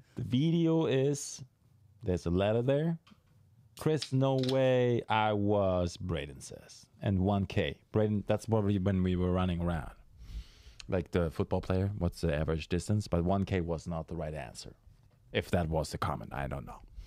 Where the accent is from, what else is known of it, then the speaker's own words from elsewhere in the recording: Germany; moved away; I'm from Germany